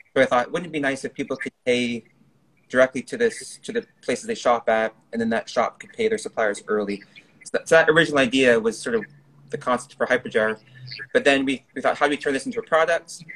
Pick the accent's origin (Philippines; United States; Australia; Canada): Canada; moved away; I was born in Canada, raised in Canada